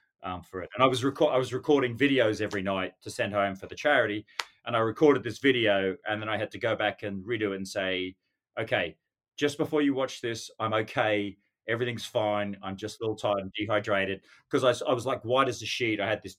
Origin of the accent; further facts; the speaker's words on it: Western Australia, Australia; Then we hit Perth in Western Australia. And of course, you know, on being Australian on my home territory, I thought I'd have to represent there.